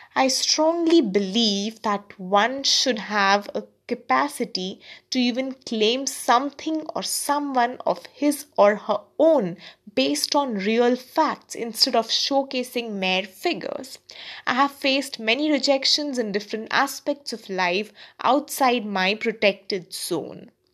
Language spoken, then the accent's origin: English; India; also born or lived in Kolkata, India; I'm an Indian